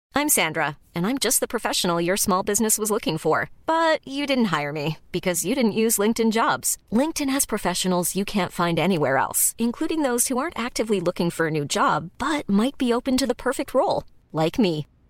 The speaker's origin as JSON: {"language": "French", "town": "Saint-Céré", "region": "Occitania", "country": "France", "tie": "born or raised there", "moved": "yes", "lives_now": "Paris, France", "said": "J'ai grandi là-bas, du coup j'ai fait, je suis arrivée voilà, pendant la maternelle dans le Lot, et à Saint-Céré"}